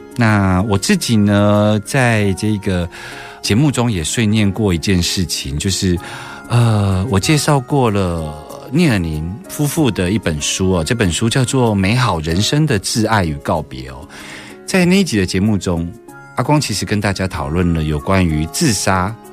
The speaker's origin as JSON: {"language": "Chinese", "country": "Taiwan", "said": "我们台湾人"}